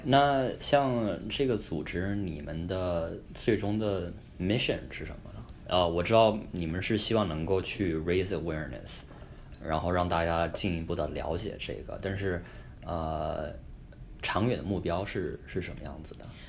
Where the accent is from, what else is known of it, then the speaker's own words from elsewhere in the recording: China; now in New York, United States; 像我们中国人目前来，呃，到美国基本上都从上学开始吧